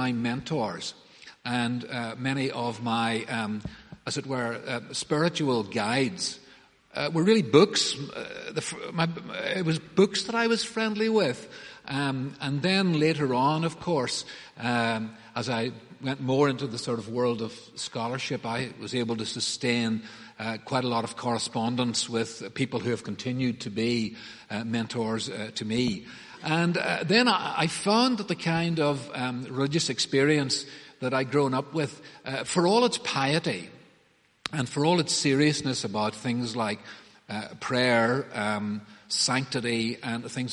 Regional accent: Banbridge, Northern Ireland, United Kingdom; I grew up in Banbridge and went to the Presbyterian Church there

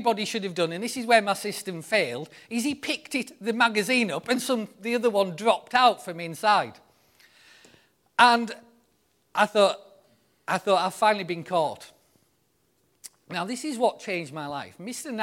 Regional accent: the north of England, United Kingdom; being a northern lad

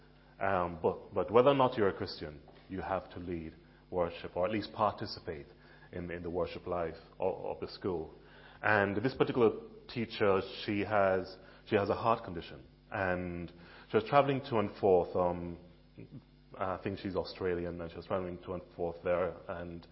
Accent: Jamaica; now in Billericay, United Kingdom; Many of you know that I am Jamaican. I grew up in Jamaica

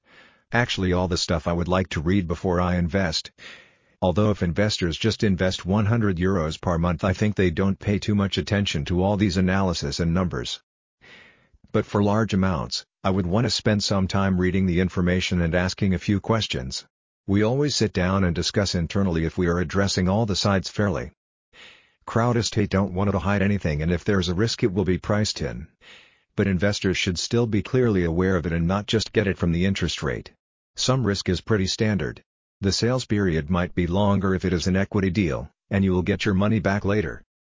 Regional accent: Tallinn, Harju County, Estonia; Take Tallinn for example. Because it is my hometown, I know that 5,000 people or 1% of the population move here every year.

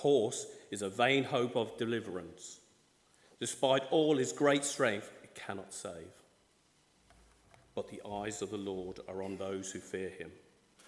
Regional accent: Ireland; I'm from the Republic of Ireland.

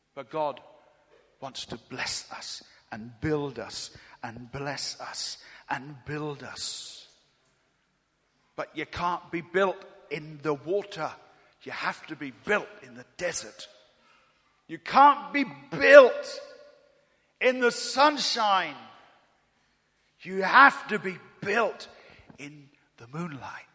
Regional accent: England, United Kingdom; I'm from England.

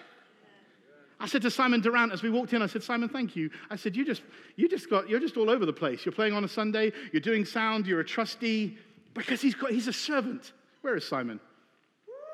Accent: England, United Kingdom; I'm British

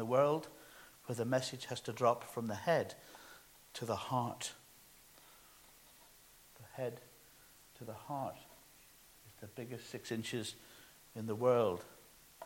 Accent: Northern Ireland, United Kingdom; moved away; when I was growing up in Ireland

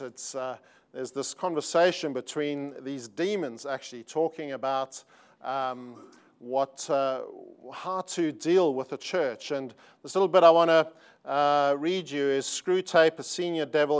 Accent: South Africa; accent: South African; moved away as an adult; now in Sydney, Australia; although we live in Australia and have lived there for twenty-one years, uh, we are South African.

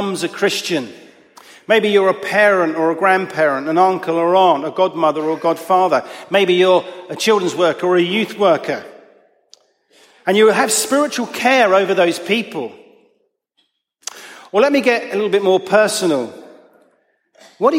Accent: Chessington, London, United Kingdom; the church I grew up in Chessington

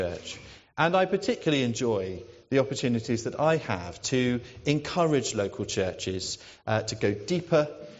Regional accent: near Brighton, South East England, United Kingdom; moved away as an adult; also born or lived in Oxford / Fareham / Portsmouth; now in Newnham, United Kingdom; I'm a South Coast person. I grew up near Brighton, right by the sea, and my parents still live there

